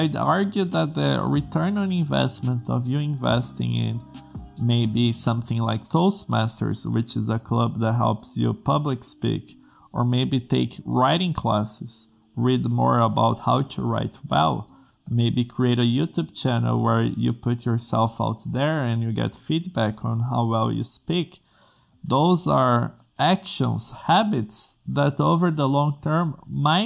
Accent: Brazil; English is a second language; I'm from Brazil, English is not my native language

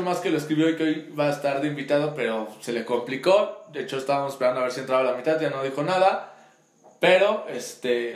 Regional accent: Puebla, Mexico; de qué grandes somos los poblanos

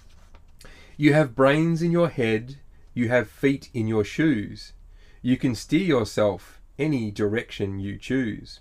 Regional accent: Australia; We're Aussie blokes, we're dads, and we're entrepreneurs

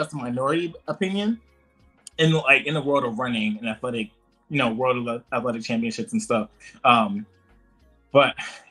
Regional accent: United States; America, like our home, like my home country, our home country

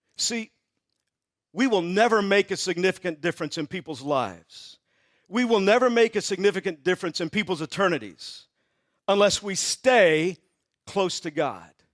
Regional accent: Texas, United States; I grew up in Texas

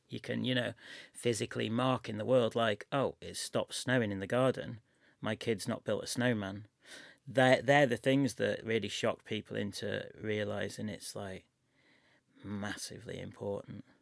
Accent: Chester, North West England, United Kingdom; also born or lived in Manchester; I'm from Chester, which is just up the road, and I lived in Manchester for, I know, five or six years.

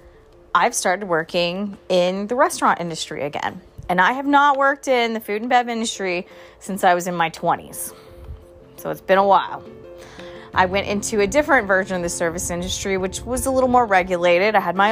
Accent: Charleston, South Carolina, United States; also born or lived in Thailand; I'm from Charleston, South Carolina, so I had a lot of family and friends that were going through the whole COVID thing here

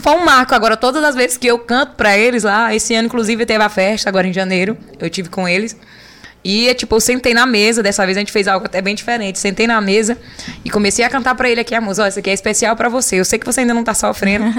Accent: Olho d'Água das Cunhãs, Maranhão, Brazil; o nome da minha cidade, de onde eu nasci, de onde eu me criei

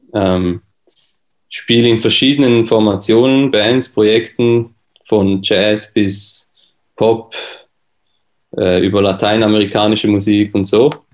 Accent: Switzerland; accent: Swiss; bin aus der Schweiz, wie man das hört

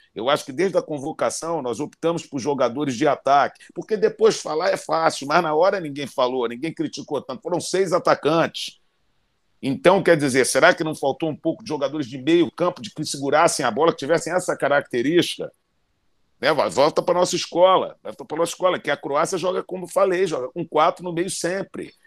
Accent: Brazil; moved away; como brasileiro, como treinador internacional

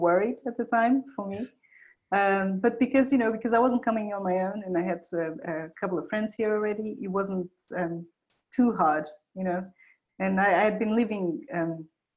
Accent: Portugal; moved away; I grew up in Portugal. That's where I'm from. Yeah, just I moved around a lot. I'm from several different places in Portugal, really.

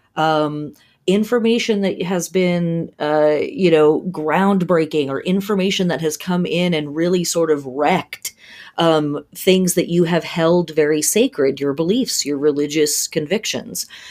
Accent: California, United States; We grew up in Cal, I lived in California in the seventies and eighties

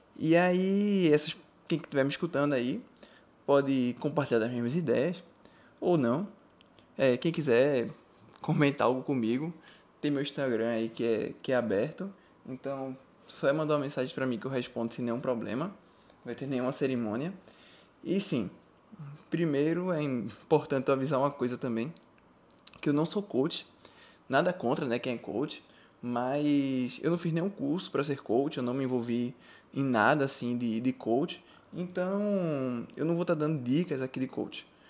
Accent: Recife, Pernambuco, Brazil; eu sou de Recife

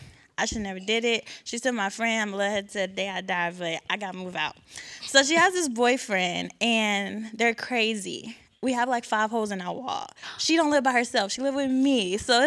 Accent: Houston, Texas, United States; I'm from Houston, Texas, and I'm a psychology major.

